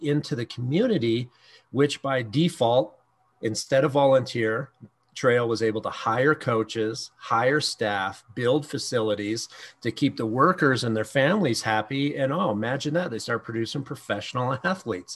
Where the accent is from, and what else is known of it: Canada